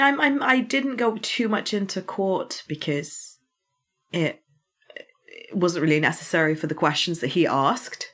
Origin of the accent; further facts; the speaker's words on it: United Kingdom; I'm British